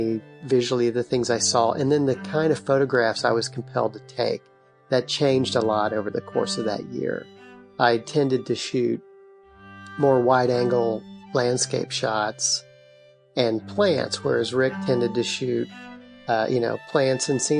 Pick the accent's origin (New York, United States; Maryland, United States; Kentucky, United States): Kentucky, United States; Lexington; I grew up in Lexington